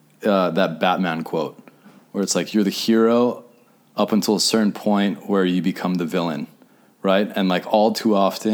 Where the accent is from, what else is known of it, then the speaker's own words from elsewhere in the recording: Hawaii, United States; now in Hermosa Beach, United States; Dude, you know what trips me out is we're from Hawaii. Mm-hmm. Grew up together.